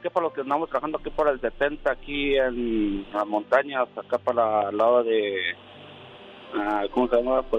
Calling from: Durango, Mexico; De aquí de Durango, de parte de Durango, viejón.

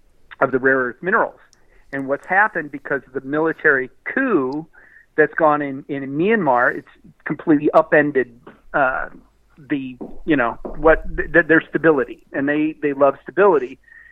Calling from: Austin, Texas, United States; from Austin.

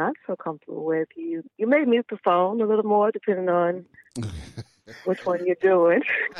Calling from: Manor, Texas, United States; calling from Manor, Texas.

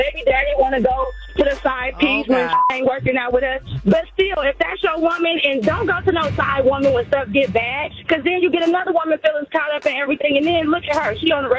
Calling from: Hayward, California, United States; I'm calling from Hayward.

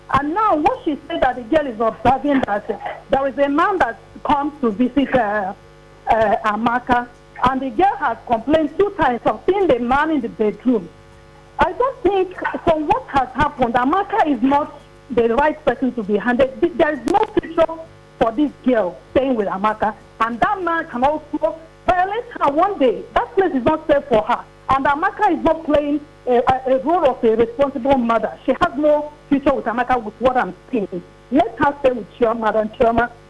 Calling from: Satellite Town, Lagos, Nigeria; Like from satellite town.

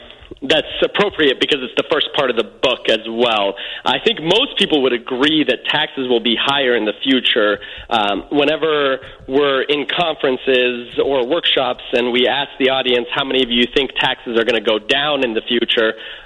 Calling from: Hollywood, California, United States; Yes, I'm calling from Hollywood, California.

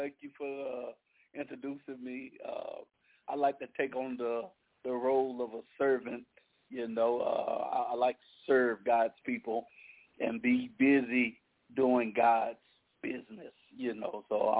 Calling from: Opelousas, Louisiana, United States; Calling in from Opelousas, Louisiana.

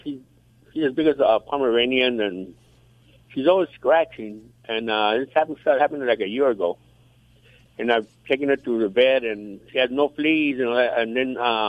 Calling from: California, United States

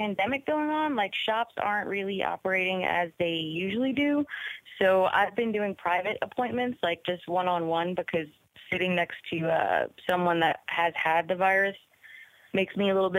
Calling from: New Orleans, Louisiana, United States; Hey, Ryan. Hey, Joe. This is Eyes Open from New Orleans.

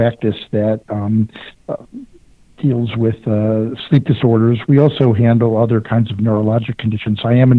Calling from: Houston, Texas, United States; Houston, Texas.

